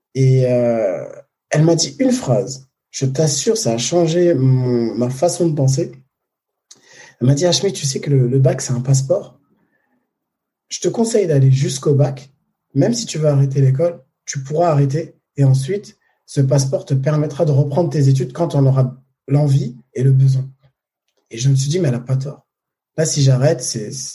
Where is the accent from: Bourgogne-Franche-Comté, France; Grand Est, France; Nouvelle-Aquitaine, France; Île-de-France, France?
Île-de-France, France; Paris; je suis né à Paris